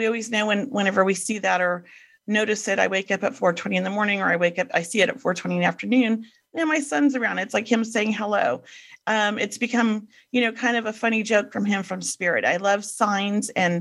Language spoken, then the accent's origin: English; Los Angeles, California, United States; grew up in Venice Beach in the 70s.